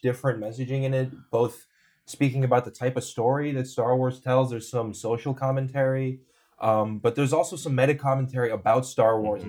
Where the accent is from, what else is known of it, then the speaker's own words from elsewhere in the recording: California, United States; moved away as an adult; also born or lived in New York; I grew up in California and moved to New York for college